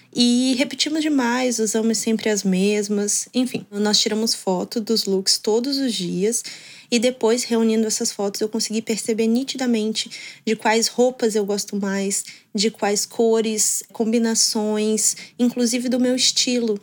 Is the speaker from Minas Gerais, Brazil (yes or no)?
yes; Belo Horizonte, Minas Gerais, Brazil; eu sou de Belo Horizonte, Minas Gerais